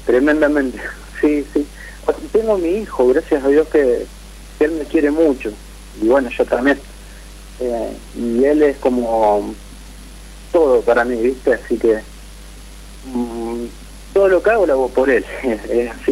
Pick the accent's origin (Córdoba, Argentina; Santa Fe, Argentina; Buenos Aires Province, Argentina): Santa Fe, Argentina; de Santa Fe